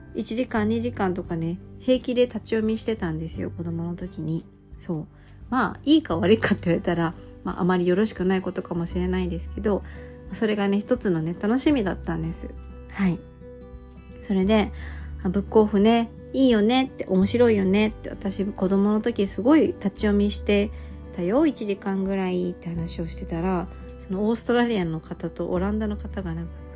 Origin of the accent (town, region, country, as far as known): Japan